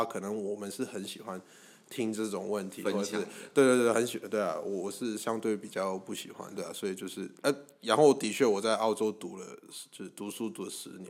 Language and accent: Chinese; Hong Kong; 我不会跟他说我是香港人啊，我会跟他讲就是就是反正我是华侨之类的。